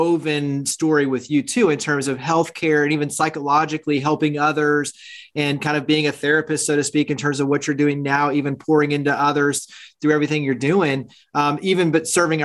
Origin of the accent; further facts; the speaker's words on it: Milwaukee, Wisconsin, United States; I was born in Milwaukee